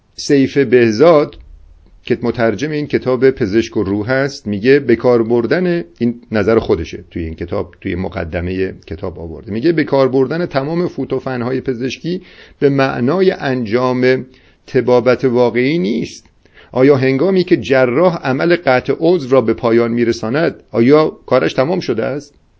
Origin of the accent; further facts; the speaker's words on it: Iran; ما افتخار اینو داریم که با زبان فارسی اشعار سعدی اشعار حافظ و اشعار مولوی را درک میکنیم